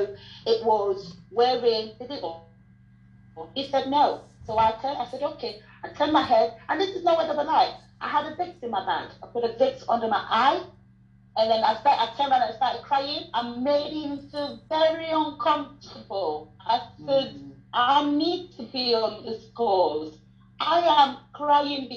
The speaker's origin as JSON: {"language": "English", "country": "Sierra Leone", "moved": "yes", "said": "I'm from Sierra Leone"}